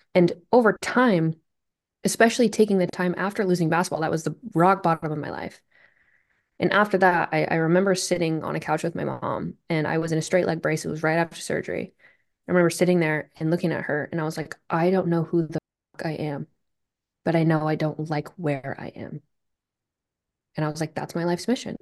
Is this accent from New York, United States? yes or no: no; Vermont, United States; I'm from Vermont. And I just, you know, I didn't grow up in a very super competitive, highly athletic place